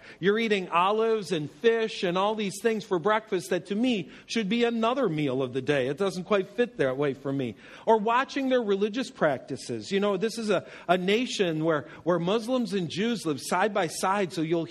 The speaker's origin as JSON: {"language": "English", "region": "Western New York", "country": "United States", "tie": "born or raised there", "said": "I grew up in Western New York"}